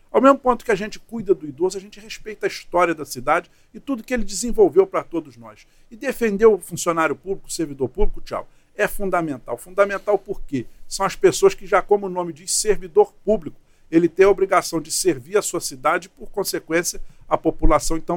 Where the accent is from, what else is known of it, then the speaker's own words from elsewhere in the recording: Teresópolis, Rio de Janeiro, Brazil; Sou nascido em Teresópolis, vivo lá a minha vida toda e com certeza terminarei meu tempo por lá.